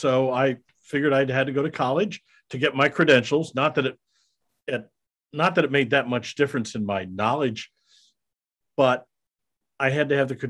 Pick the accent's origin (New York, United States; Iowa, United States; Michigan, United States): Iowa, United States; I'm a Midwestern boy. I grew up in Iowa, went to high school there.